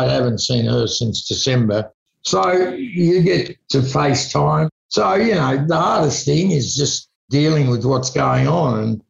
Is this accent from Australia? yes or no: yes; Launceston, Tasmania, Australia; also born or lived in Melbourne; now in Sydney, Australia; I moved from Launceston to Melbourne to Sydney and I look back and I sometimes think, you know, I wonder what it had been like if I had gone to Los Angeles or London in the 70s and set up there.